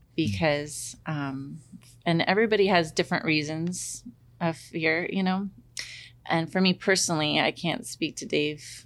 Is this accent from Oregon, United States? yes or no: yes; Corbett, Oregon, United States; I grew up in Corbett, Oregon